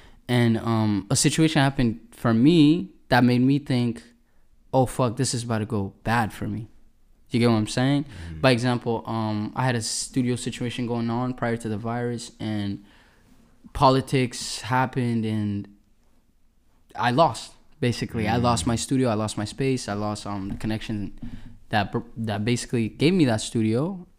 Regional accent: Edmonton, Alberta, Canada; I go by the name of … ladies and gentlemen. I'm a musician from Edmonton, Alberta.

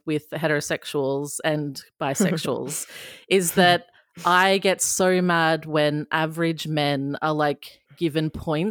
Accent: Queensland, Australia; I'm from Queensland.

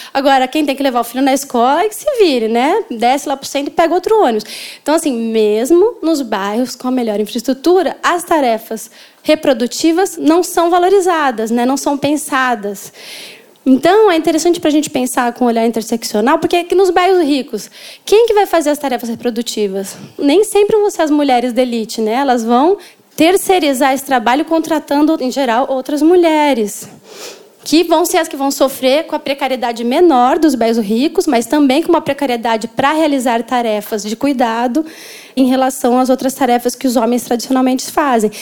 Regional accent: São Paulo, Brazil; moved away as an adult; now in Rio de Janeiro, Brazil; Eu sou de São Paulo, mas eu moro no Rio há 10 anos

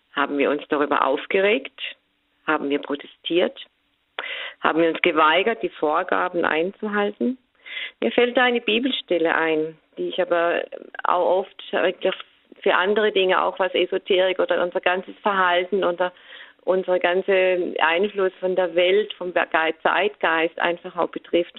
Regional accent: Germany; bei uns in Deutschland

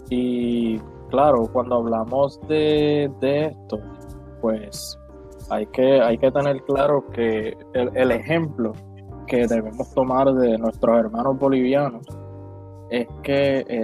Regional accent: Puerto Rico; como puertorriqueños

